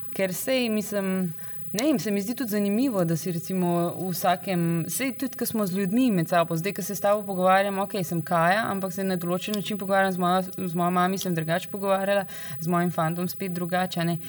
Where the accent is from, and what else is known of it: Slovenia; moved away